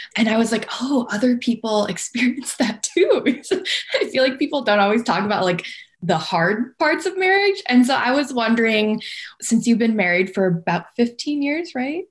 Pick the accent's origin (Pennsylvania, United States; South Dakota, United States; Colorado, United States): South Dakota, United States; moved away as an adult; also born or lived in Sioux Falls, South Dakota; now in Minneapolis, United States; I'm originally from South Dakota.